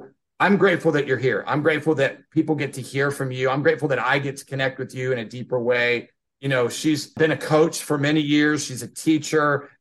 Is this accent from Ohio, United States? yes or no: yes; Lancaster, Ohio, United States; he was the pastor of a church in my hometown of Lancaster, Ohio